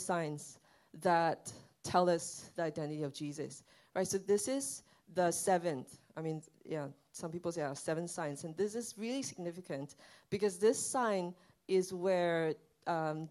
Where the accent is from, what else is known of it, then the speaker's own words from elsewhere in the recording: Sabah, Malaysia; now in Singapore; my family and I, we went back to my hometown